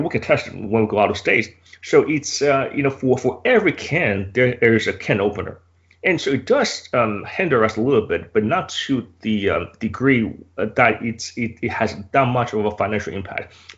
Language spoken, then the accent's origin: English; United States; I'm American